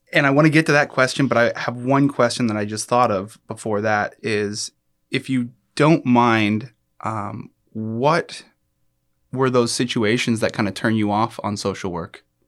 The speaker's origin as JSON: {"language": "English", "country": "United States", "tie": "born or raised there", "said": "I grew up with here in the United States"}